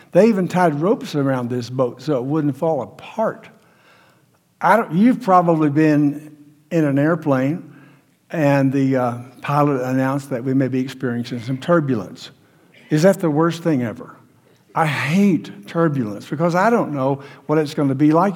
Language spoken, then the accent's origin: English; United States; We're American Christians